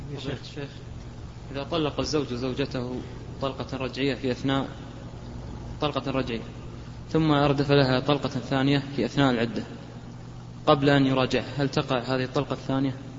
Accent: Riyadh Province, Saudi Arabia; عندنا في الرياض

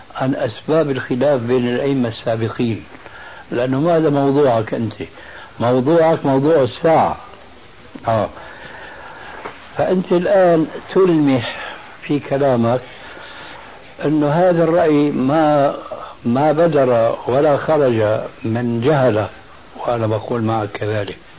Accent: Syria; أنا نشأت حنفي المذهب في سوريا.

